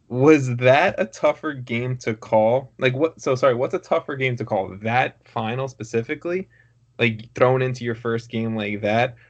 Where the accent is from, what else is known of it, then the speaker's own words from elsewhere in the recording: Long Island, New York, United States; I'm a Long Islander